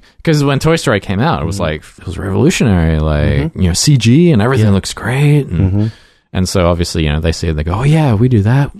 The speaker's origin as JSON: {"language": "English", "country": "Australia", "tie": "born or raised there", "also_born_or_lived": "Brisbane", "moved": "as an adult", "said": "when I was growing up in Australia"}